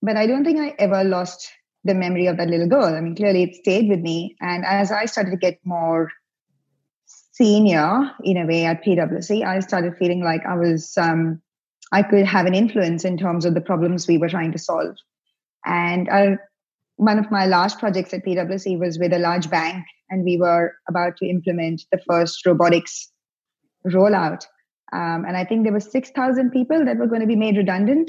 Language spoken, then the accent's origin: English; India; moved away as an adult; now in Victoria, Australia; I grew up in India.